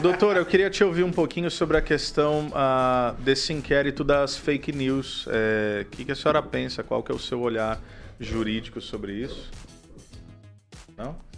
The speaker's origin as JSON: {"language": "Portuguese", "region": "São Paulo", "country": "Brazil", "moved": "yes", "said": "sou do estado de São Paulo, então lá a gente tinha FEBEM"}